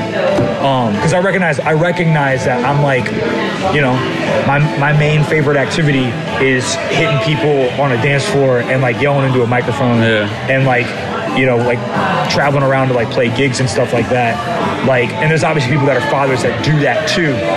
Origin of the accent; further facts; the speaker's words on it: Richmond, Virginia, United States; I was born in Richmond, Virginia in 1989